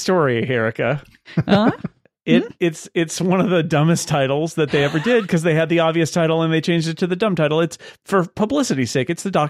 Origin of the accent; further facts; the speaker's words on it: United States; as an American